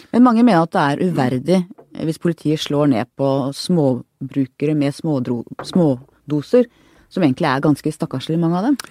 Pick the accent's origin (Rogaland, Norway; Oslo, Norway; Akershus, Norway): Oslo, Norway; jeg vokste opp på Manglerud